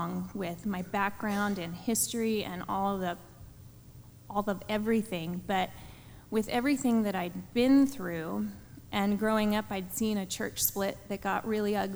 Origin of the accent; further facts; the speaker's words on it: Pennsylvania, United States; moved away as an adult; also born or lived in Azusa, California / Pasadena, California / Lindsay, California; now in California, United States; I grew up in Pennsylvania, I left at 18